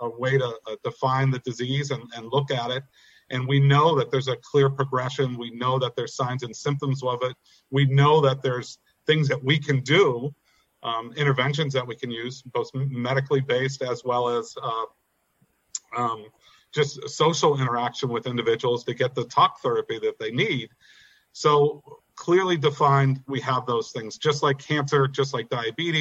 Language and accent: English; Pittsburgh, Pennsylvania, United States; Born and raised in Brookline. Went to Brashear High School, Brookline Elementary